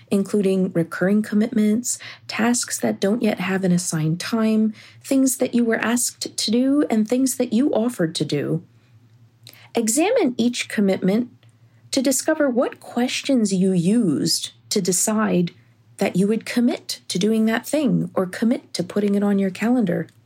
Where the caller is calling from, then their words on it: Reading, Pennsylvania, United States; from Reading, Pennsylvania, calling with a tip about decluttering your calendar and to do list.